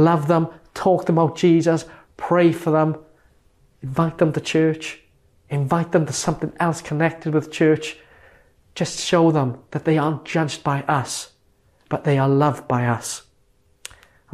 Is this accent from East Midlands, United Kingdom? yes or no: no; Merthyr Tydfil, Wales, United Kingdom; my hometown of Merthyr Tydfil